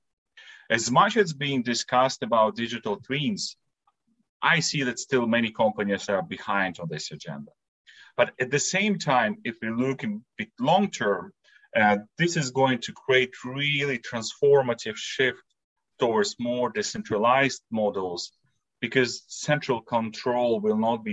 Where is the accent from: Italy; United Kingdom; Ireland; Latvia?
Latvia; now in Switzerland; I'm originally from Latvia, so a small Baltic country, you know, between the Lithuania and Estonia